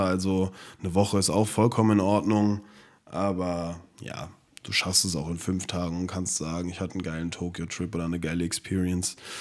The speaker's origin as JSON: {"language": "German", "town": "Frankfurt", "region": "Hesse", "country": "Germany", "said": "wir kommen aus Frankfurt"}